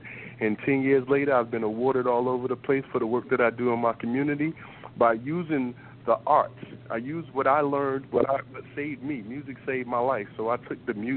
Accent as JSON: {"language": "English", "town": "Newark", "region": "New Jersey", "country": "United States", "tie": "born or raised there", "said": "what I grew up to in Newark"}